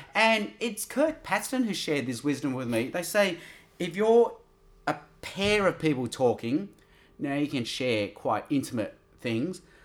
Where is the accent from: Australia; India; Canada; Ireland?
Australia; I'm Australian.